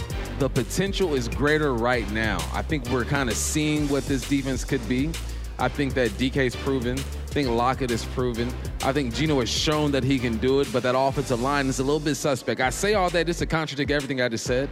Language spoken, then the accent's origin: English; Los Angeles, California, United States; I'm from Cali, L.A.